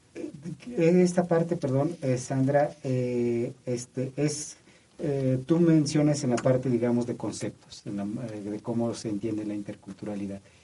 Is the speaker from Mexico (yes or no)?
yes; Mexico; como mexicanos